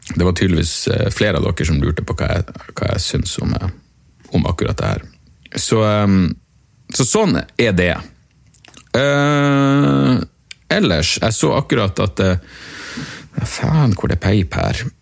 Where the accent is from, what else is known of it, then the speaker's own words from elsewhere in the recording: Narvik, Nordland, Norway; jeg er fra Narvik